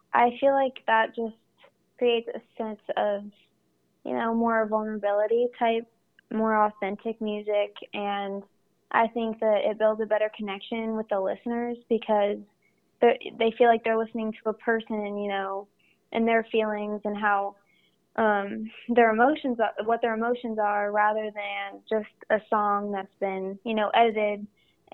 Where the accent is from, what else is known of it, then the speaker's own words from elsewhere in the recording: Phoenix, Arizona, United States; also born or lived in Columbus, Ohio; we moved to Arizona whenever I was super young.